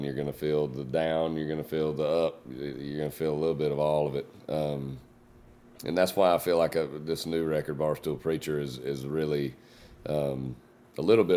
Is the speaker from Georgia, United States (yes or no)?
yes; Jasper, Georgia, United States; I grew up in Jasper, Georgia, but I recently moved about 30 minutes north of there, right up the highway.